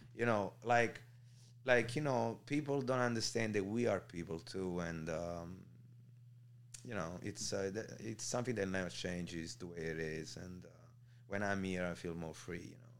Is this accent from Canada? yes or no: no; Naples, Campania, Italy; moved away; I'm from Marianella, which is like two minutes away from Scampia